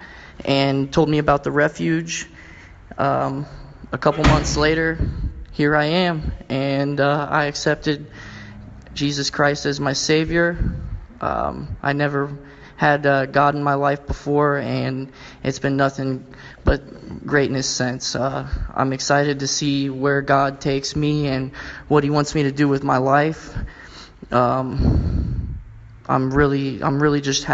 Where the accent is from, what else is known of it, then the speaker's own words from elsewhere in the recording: Columbus, Ohio, United States; I'm 26 from Columbus, Ohio